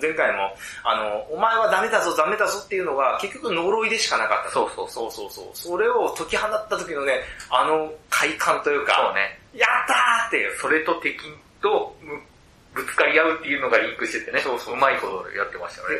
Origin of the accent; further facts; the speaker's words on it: Chiba, Japan; 僕は千葉出身なんで